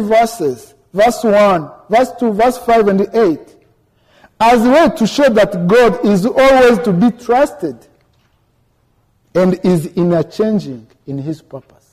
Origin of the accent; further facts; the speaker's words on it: Rwanda; moved away as an adult; now in United States; I am from Rwanda. I am a student at Concordia Seminary. I came here in December